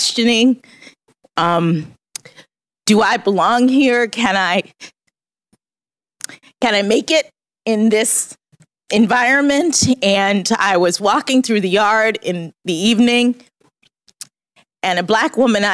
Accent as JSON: {"language": "English", "town": "Miami", "region": "Florida", "country": "United States", "also_born_or_lived": "Boston", "moved": "as an adult", "said": "I'm from Miami, Florida"}